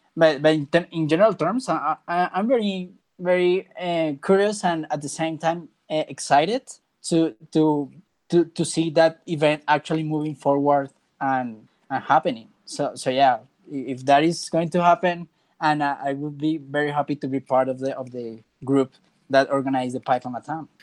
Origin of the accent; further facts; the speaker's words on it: Bogota, Colombia; I am not from Medellin, I'm from Bogota